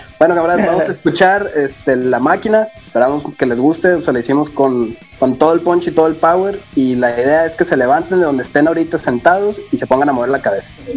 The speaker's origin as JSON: {"language": "Spanish", "country": "Mexico", "said": "somos mexicanos"}